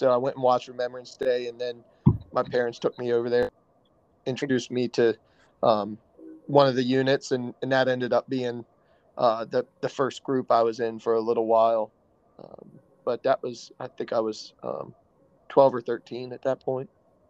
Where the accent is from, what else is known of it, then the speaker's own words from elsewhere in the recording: Staunton, Virginia, United States; also born or lived in Richmond, Virginia / Maryland; got stationed over in Stanton when I was like two. So we moved to Stanton, Virginia.